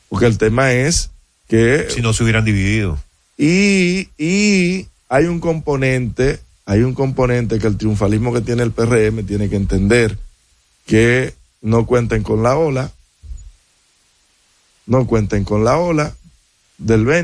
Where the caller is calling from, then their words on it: Los Mameyes, Distrito Nacional, Dominican Republic; de los Mameyes.